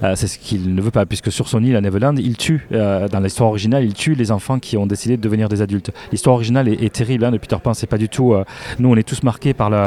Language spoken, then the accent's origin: French; Castres, Occitania, France; je suis de Castres